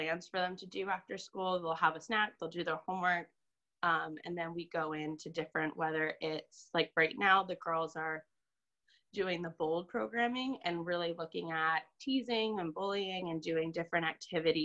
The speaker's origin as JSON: {"language": "English", "town": "Virginia Beach", "region": "Virginia", "country": "United States", "also_born_or_lived": "Fredericksburg, Virginia / Concord, New Hampshire", "moved": "as an adult", "lives_now": "New Hampshire, United States", "said": "I am originally from Virginia Beach, Virginia"}